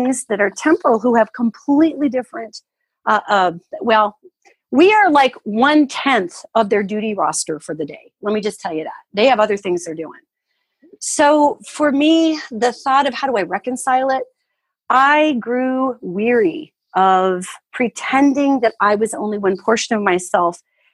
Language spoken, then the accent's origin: English; United States; also born or lived in Tucson; I only speak as an American because that's where I'm from